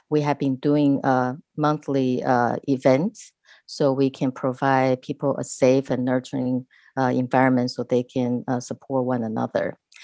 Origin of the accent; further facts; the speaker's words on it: Taiwan; English is a second language; moved away as an adult; now in United States; So as I mentioned, I'm an immigrant from Taiwan. And when I first came to this country, I was an international student and I could barely carry a conversation in English.